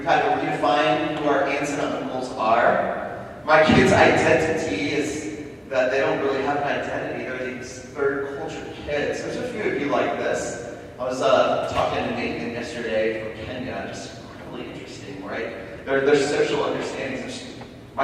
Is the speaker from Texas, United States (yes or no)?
yes; Houston, Texas, United States; moved away as an adult; also born or lived in Caribbean; I grew up in Houston, but I left when I was 18 years old, never been back. I was a military guy, traveled all over.